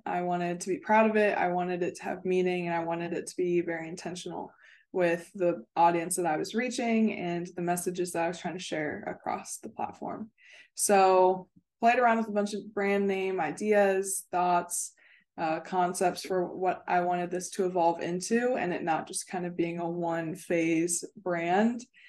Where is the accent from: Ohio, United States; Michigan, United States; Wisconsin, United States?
Ohio, United States; Cincinnati; moved away as an adult; also born or lived in West Virginia / Florida; I'm originally from Cincinnati, Ohio